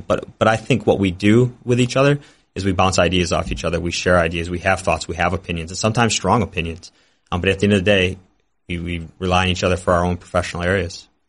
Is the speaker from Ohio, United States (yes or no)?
no; Detroit, Michigan, United States; moved away as an adult; now in Milwaukee, United States; I wanted to work for my hometown team. And so it was a dream come true to be an intern for the Pistons